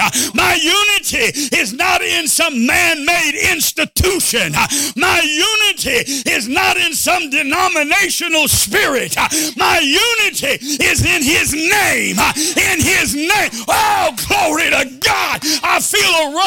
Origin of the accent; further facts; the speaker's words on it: United States; I am an American Pentecostal Protestant Christian